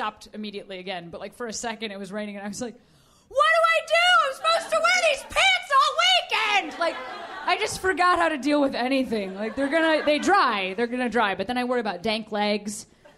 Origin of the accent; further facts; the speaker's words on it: Chicago, Illinois, United States; moved away as an adult; now in Los Angeles, United States; But I'm from Chicago. I moved just about a year ago